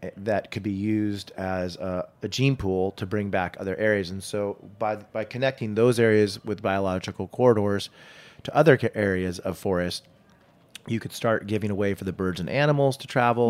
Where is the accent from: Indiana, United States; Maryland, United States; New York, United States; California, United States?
California, United States; Saratoga; growing up in Saratoga Hills in the, in the Silicon Valley